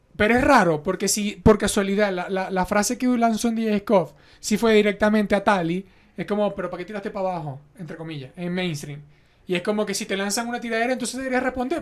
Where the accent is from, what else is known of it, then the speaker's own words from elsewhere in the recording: Venezuela; now in Mexico; nosotros somos de Venezuela, vivimos en México.